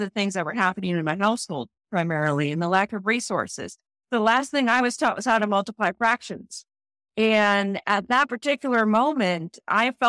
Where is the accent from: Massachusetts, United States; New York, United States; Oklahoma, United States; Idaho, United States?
Idaho, United States; Boise; I'm from Boise, Idaho. So born and raised in Boise, Idaho.